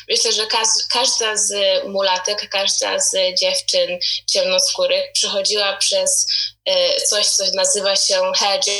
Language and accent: Polish; Poland; dorastając w Polsce ja w ogóle nie pamiętam, żeby moja mama używała jakichkolwiek produktów e, do czesania moich włosów.